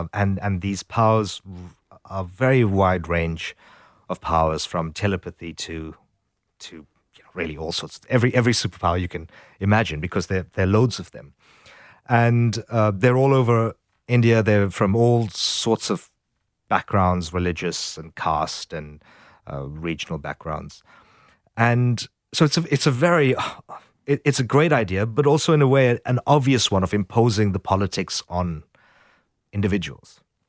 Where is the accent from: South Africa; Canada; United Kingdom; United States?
South Africa; growing up in South Africa, the idea that individuals are formed very much by politics and their history